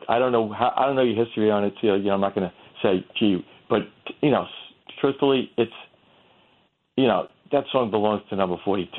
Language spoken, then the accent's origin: English; New York City, New York, United States; I grew up really mostly in Queens